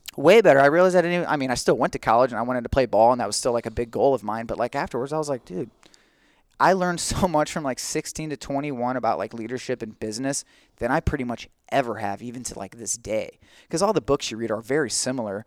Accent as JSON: {"language": "English", "town": "St. Ann", "region": "Missouri", "country": "United States", "tie": "born or raised there", "also_born_or_lived": "St. Charles", "said": "And I'm a San Ann native. I was born and raised in San Ann"}